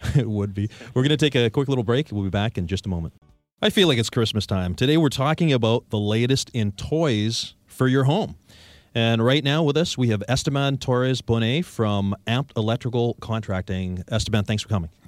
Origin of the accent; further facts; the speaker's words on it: Victoria, British Columbia, Canada; locally born and raised Victorians